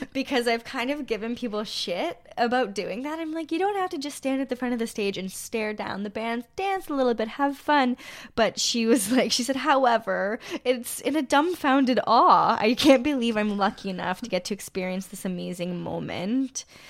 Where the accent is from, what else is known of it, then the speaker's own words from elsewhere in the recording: Sudbury, Ontario, Canada; I'm from Sudbury